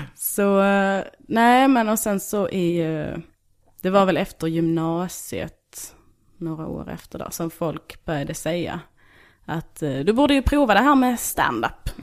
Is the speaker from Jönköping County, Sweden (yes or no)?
no; Bjärnum, Skåne, Sweden; moved away as an adult; also born or lived in Kristianstad / Malmö; now in Stockholm, Sweden; Jag är från en by utanför Hässleholm som heter Bjärnum.